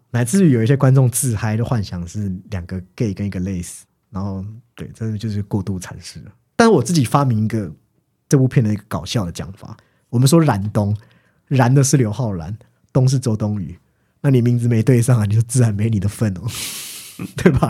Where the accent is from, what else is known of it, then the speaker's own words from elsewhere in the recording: Taiwan; 我们台湾人